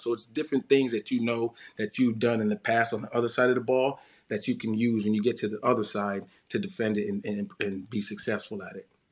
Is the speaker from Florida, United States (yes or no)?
yes; Florida, United States; I grew up in Florida.